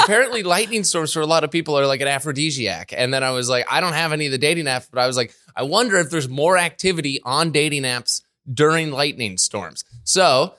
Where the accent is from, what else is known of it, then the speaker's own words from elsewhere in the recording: Ontario, Canada; moved away as an adult; also born or lived in Calgary; now in British Columbia, Canada; when we were in Calgary or even growing up in Ontario